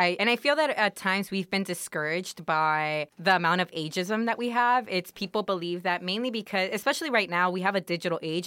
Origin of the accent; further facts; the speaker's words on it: Los Angeles, California, United States; I'm from Wilmington, but when people are like, "Where are you from?" I'm from L